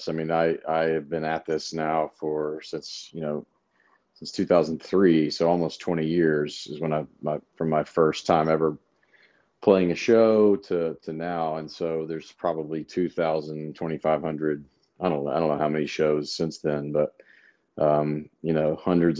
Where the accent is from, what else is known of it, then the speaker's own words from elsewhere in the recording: Memphis, Tennessee, United States; moved away as an adult; also born or lived in Knoxville, Tennessee; now in Nashville, United States; I'm from Memphis